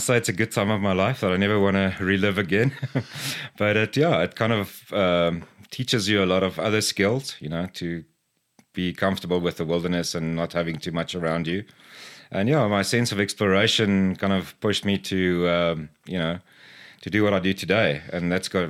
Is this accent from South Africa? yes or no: yes; Cape Province, South Africa; So I was born and raised in South Africa, in the Cape Province from an early age, and then kind of moved around.